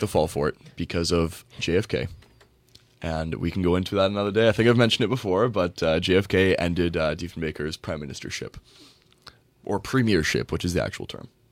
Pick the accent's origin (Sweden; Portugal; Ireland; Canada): Canada; I'm a Canadian